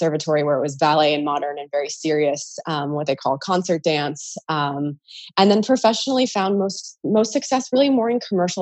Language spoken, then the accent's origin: English; California, United States; moved away; I'm originally from California